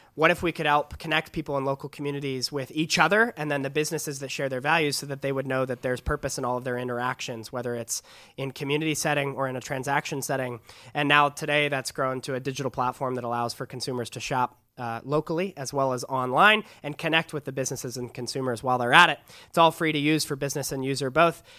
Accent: San Diego, California, United States; I'm from San Diego, California, just down the road.

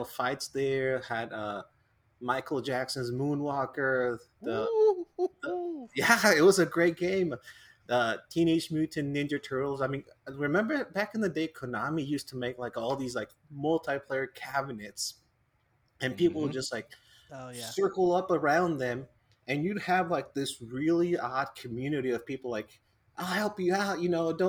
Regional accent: Mexico; growing up in Mexico

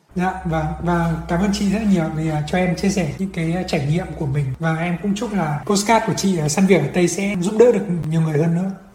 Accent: Vietnam; moved away as an adult; also born or lived in France / Paris; now in Canada; em sinh ra lớn lên ở Việt Nam

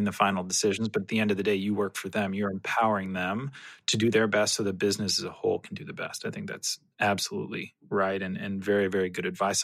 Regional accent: California, United States; moved away; I'm originally from California, so have spent plenty of time on the beach

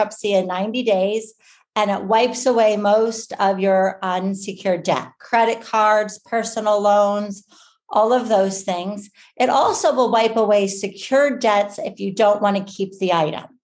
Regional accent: Arizona, United States; moved away as an adult; also born or lived in Michigan / Maryland; I'm originally from Arizona, but when I went to law school, I moved to Michigan for law school

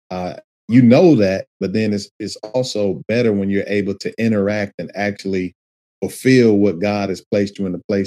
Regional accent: Detroit, Michigan, United States; conditions of kind of how I grew up in Detroit

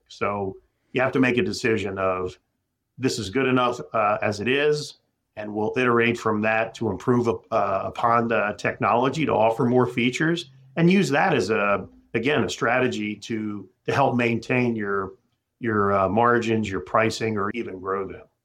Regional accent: Philadelphia, Pennsylvania, United States; moved away as an adult; now in Minneapolis, United States; I'm a guy from Philadelphia.

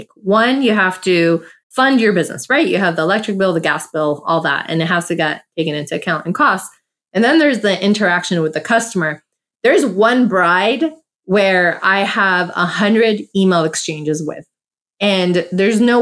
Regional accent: United States; I'm South American Armenian, born in USA

